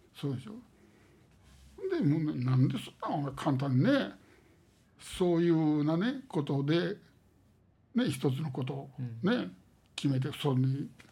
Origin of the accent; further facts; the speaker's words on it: Osaka, Japan; ここで生まれてここで育って